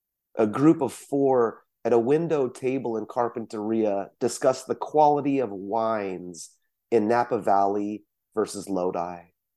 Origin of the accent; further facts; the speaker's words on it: South Korea; born there; I can't speak for others, but you know, for myself, I was born in South Korea, but this idea of being from somewhere else is one of the main threads in the poets that I see in Fresno.